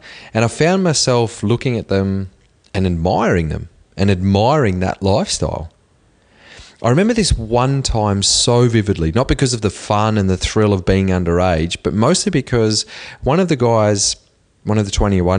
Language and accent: English; Cobar, New South Wales, Australia; I remember sneaking into a pub when I was 15 years old in the small country town that I grew up in Cobar.